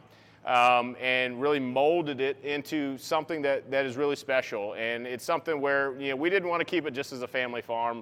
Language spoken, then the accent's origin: English; Tidewater, Virginia, United States; also born or lived in Denver, North Carolina (Lake Norman area); now in Lake Norman area, United States; I grew up in Tidewater, Virginia